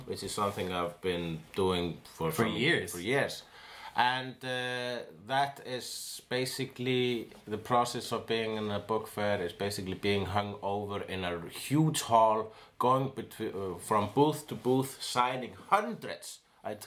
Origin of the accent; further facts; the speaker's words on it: Iceland; I am an Icelandian